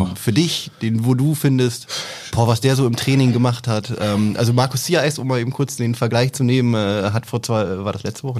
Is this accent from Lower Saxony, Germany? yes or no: yes; Oldenburg, Lower Saxony, Germany; ich bin Oldenburger